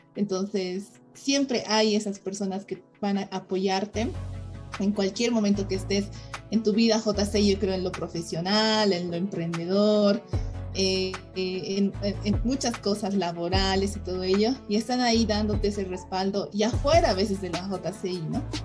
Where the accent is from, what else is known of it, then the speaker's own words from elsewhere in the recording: Bolivia; yo como emprendedora boliviana